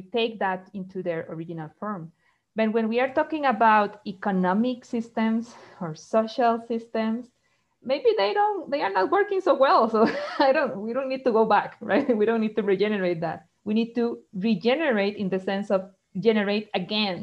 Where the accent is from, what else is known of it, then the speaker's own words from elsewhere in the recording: Costa Rica; also born or lived in Brazil; I'm from Costa Rica.